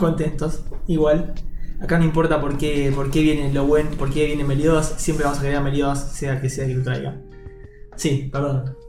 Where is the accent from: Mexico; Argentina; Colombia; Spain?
Argentina